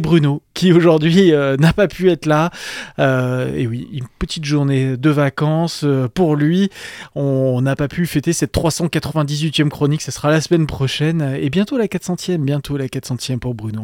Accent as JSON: {"language": "French", "country": "France", "said": "chez nous en France"}